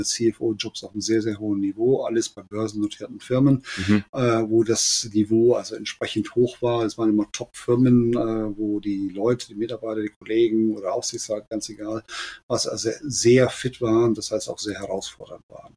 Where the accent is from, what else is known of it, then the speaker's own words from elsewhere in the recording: Germany; also born or lived in Spain; als Deutscher in der spanischen Firma mit spanischem Netzwerk